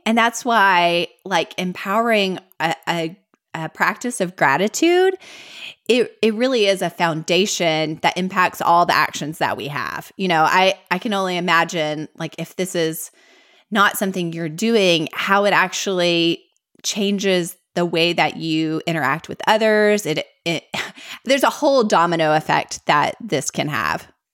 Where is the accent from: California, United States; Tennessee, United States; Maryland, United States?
Tennessee, United States; Middle; accent: Southern; both grew up here in Middle Tennessee